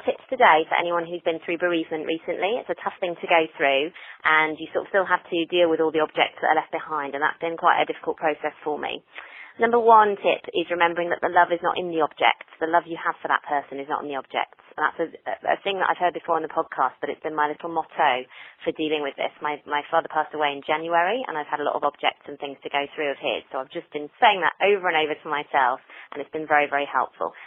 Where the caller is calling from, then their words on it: Hertfordshire, East of England, United Kingdom; I'm calling from Hertfordshire in the U K